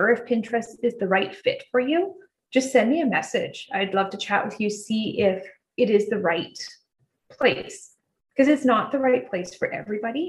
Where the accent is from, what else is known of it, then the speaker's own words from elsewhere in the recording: Canada; I'm Canadian